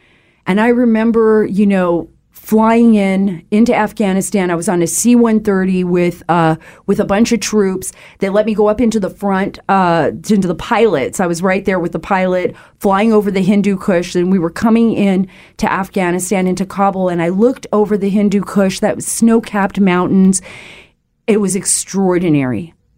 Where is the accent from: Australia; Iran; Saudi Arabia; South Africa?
Saudi Arabia; I spent a good portion of my childhood, 8 years of my life, my most formidable years, growing up in the Kingdom of Saudi Arabia.